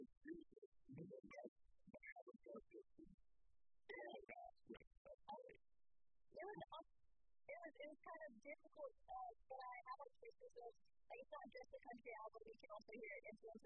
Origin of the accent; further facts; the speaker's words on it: California, United States; also born or lived in Alabama; now in Nashville, United States; I grew up in California, and about 30 years ago, I moved to Nashville